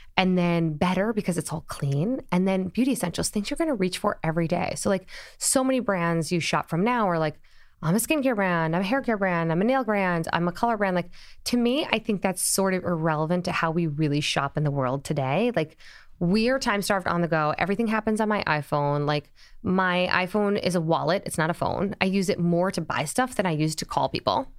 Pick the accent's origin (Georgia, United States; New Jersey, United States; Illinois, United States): Illinois, United States; Springfield; now in New York, United States; born in Springfield, Illinois